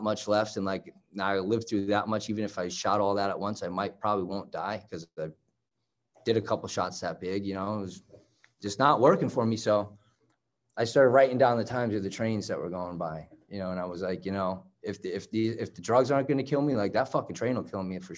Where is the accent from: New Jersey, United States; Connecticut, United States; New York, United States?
Connecticut, United States; Southern; I'm from Southern Connecticut.